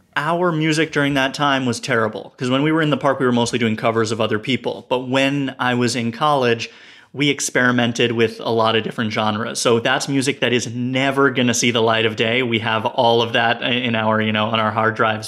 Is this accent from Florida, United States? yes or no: no; New York City, New York, United States; we grew up right near Washington Square Park